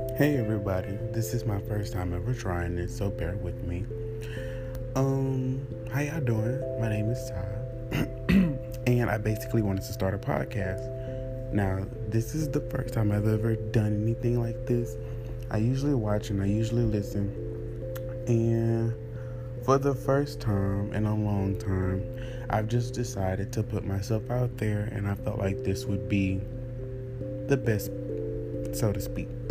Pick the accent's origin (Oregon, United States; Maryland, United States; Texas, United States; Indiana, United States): Texas, United States; Beaumont; I'm from Beaumont, Texas.